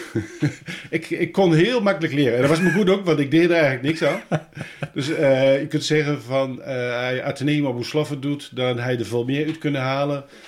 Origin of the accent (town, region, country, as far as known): Hengelo, Overijssel, Netherlands; born or raised there; also born or lived in Arnhem